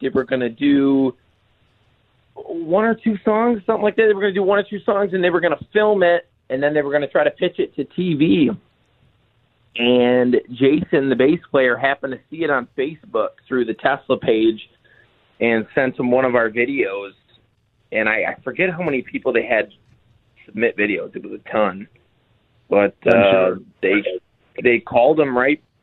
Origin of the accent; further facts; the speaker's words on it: Saginaw, Michigan, United States; We're from Saginaw, which is 2 hours north of Detroit.